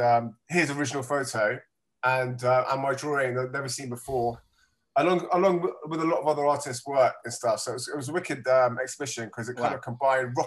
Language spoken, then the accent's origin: English; London, United Kingdom; I was born in London, but, you know, my blood is still up in the Highlands